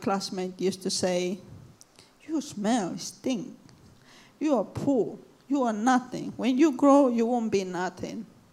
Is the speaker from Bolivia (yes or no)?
yes; Cochabamba, Bolivia; now in London, United Kingdom; I'm from Bolivia, Cochabamba. If anyone knows where it is, I'm from there